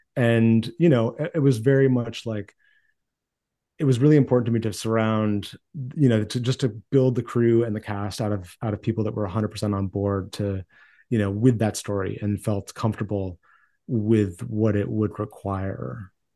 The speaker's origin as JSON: {"language": "English", "region": "Maine", "country": "United States", "tie": "born or raised there", "said": "I grew up in Maine in a small town"}